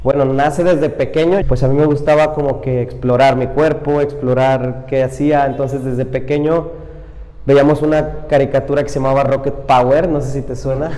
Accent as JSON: {"language": "Spanish", "town": "Iguala", "region": "Guerrero", "country": "Mexico", "said": "me fui solo de aquí de Iguala"}